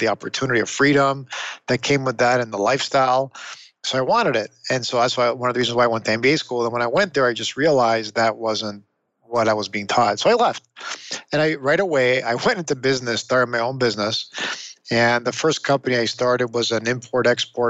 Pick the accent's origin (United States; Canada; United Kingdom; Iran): Canada; Toronto, Ontario; I grew up in Toronto, Canada.